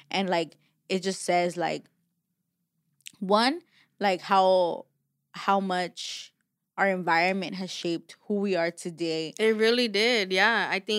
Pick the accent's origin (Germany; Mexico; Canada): Mexico; now in Los Angeles, United States; as much as I'm from I'm from Mexico, like I know nothing Mexico and it's sad.